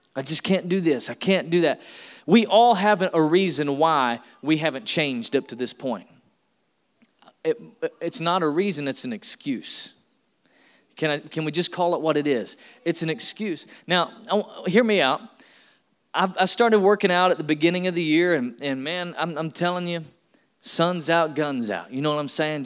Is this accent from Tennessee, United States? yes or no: yes; Tennessee, United States; I'm from Tennessee. I was born and raised in the South